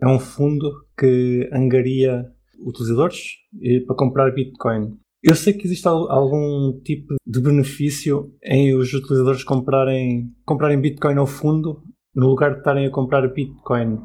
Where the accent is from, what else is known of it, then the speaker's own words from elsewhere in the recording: Portugal; um cidadão exemplar de Portugal